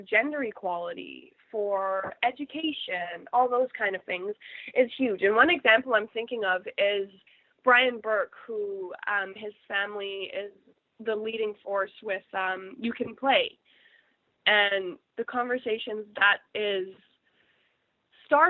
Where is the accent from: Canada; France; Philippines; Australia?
Canada; as a Canadian